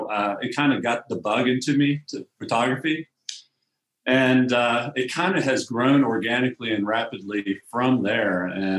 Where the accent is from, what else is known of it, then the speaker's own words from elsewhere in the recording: Cumberland, Maryland, United States; I grew up here in Cumberland, Maryland, in Western Maryland, in Allegheny County.